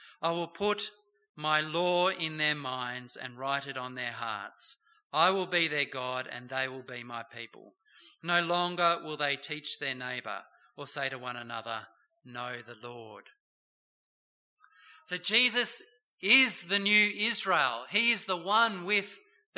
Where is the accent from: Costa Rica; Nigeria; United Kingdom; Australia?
Australia; Bowral, New South Wales; Don Bradman came from my hometown, Bowral, New South Wales